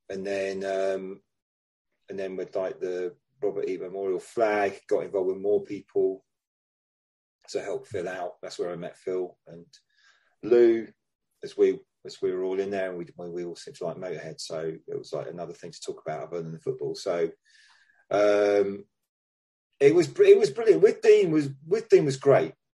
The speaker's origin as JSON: {"language": "English", "region": "London", "country": "United Kingdom", "said": "because I was you know I was a, a DFL, I was down from London, and um, didn't know anybody."}